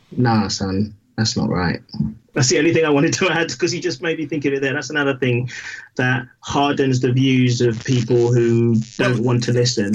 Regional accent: London, United Kingdom; I grew up in Battersea, and you you know you walked to school with CFC NF on the wall in in in 1981

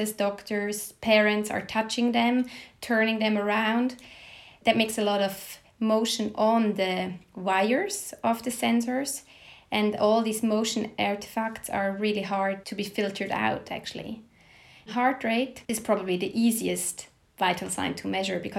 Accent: Switzerland; moved away as an adult; also born or lived in Basel, Switzerland; now in Stockholm, Sweden; I was born in Switzerland and attended medical school at the University of Basel.

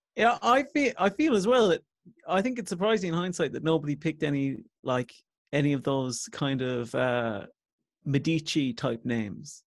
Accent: Coachford, Munster, Ireland; also born or lived in Ballincollig; I'm from Coachford originally

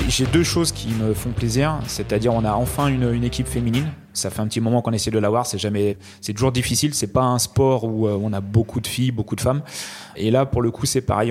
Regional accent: France; en tant que petit français en France

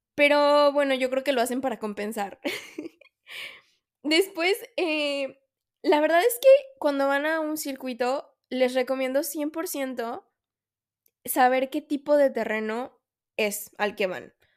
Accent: Mexico; soy mexicana

